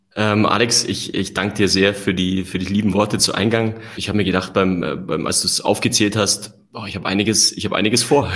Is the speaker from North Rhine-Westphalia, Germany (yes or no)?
no; Allgäu, Bavaria, Germany; ich bin gebürtiger Allgäuer. Ja, habe ähm, da eine tolle Kindheit erlebt